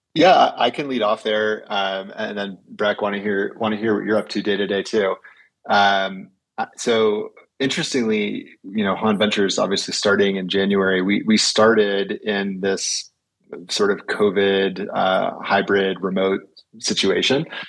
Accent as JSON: {"language": "English", "region": "California", "country": "United States", "moved": "as an adult", "lives_now": "Sun Valley, United States", "said": "I am originally from California"}